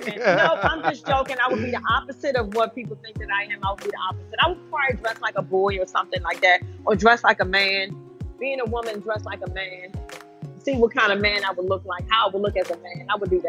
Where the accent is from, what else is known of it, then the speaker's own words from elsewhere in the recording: Jamaica; But I'm Jamaican